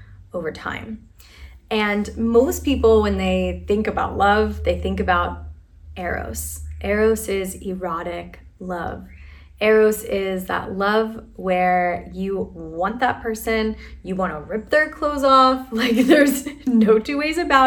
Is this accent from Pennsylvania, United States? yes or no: yes; Philadelphia, Pennsylvania, United States; the city that I was born and raised in is named after this kind of love. It's brotherly love, right? Affectionate love. I'm from Philadelphia.